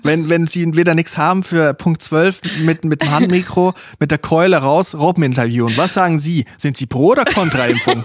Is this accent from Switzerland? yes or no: yes; Switzerland; now in Germany; Also ich bin in der Schweiz aufgewachsen, habe aber einfach ein Teil Familie aus Österreich